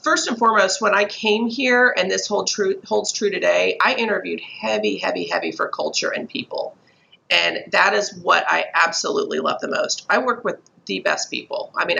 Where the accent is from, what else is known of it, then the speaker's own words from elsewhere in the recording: Texas, United States; accent: Southern; also born or lived in Chicago / New Jersey; Then I went to Texas and I was in Austin and Houston both. Then we had a quick little stint in New Jersey, which coming in as a Texan with a full out Southern accent was a little challenging